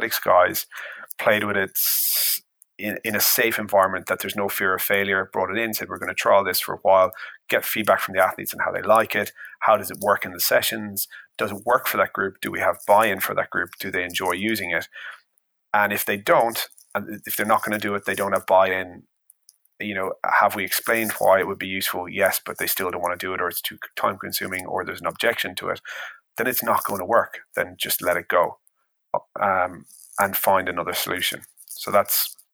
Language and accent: English; Ireland; I'm Irish